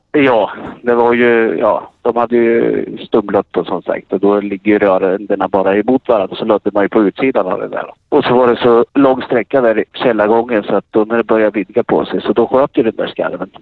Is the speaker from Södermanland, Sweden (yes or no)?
yes; Katrineholm, Södermanland, Sweden; jag är från Katrineholm